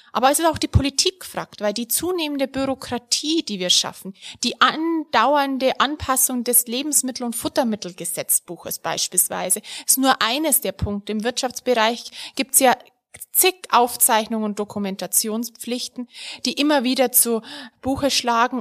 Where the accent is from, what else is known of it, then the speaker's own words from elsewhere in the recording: Bavaria, Germany; ich komme ja aus Bayern, der Freitag für mich weiterhin ein fleischloser Tag blieb. So bin ich groß geworden